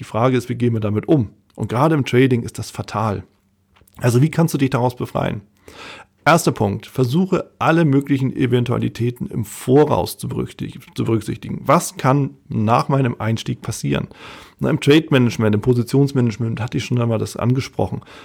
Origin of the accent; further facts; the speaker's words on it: Hamburg, Germany; Als Hamburger